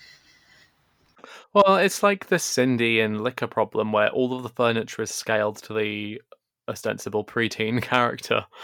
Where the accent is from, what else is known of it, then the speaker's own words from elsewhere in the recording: England, United Kingdom; I'm sure the listeners can guess from my accent, but I am English